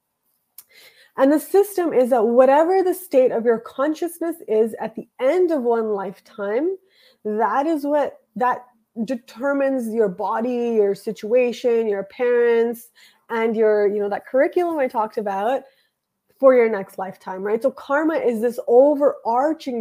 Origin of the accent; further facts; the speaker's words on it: Canada; I was born in Canada and I was born in a nice house with a family